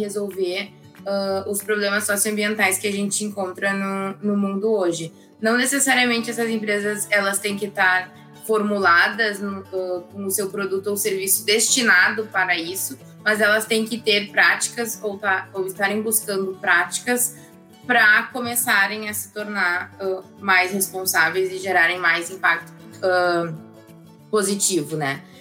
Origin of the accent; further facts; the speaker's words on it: Porto Alegre, Rio Grande do Sul, Brazil; sou aqui de, de Porto Alegre